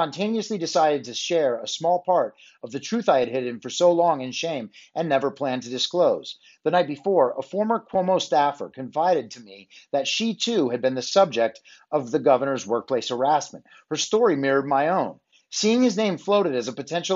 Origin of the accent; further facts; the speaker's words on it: New York, United States; when I was growing up in New York.